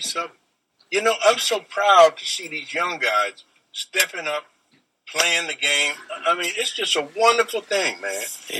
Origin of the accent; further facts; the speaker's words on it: Texas, United States; I'm from Texas.